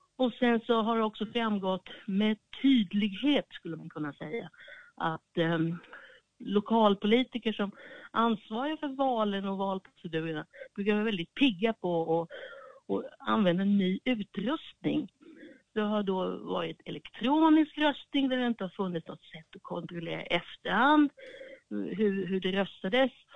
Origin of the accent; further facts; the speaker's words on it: Sweden; now in Washington, United States; vi som svenskar